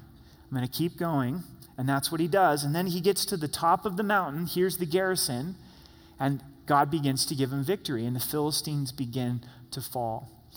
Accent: Southern Oregon, United States; The house that I grew up in Southern Oregon was a half acre.

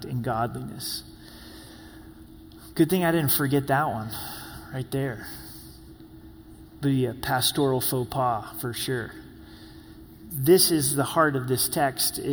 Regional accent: Medford, Oregon, United States; also born or lived in Grants Pass, Oregon; now in Colorado Springs, United States; I was born in Grants Pass, lived in Medford, the Rogue Valley. It's my home as a kid

